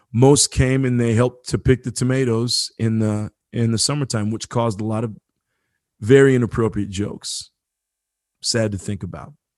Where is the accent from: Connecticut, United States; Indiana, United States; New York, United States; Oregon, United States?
Indiana, United States; Marion; I grew up in, in Marion, Indiana, very small town.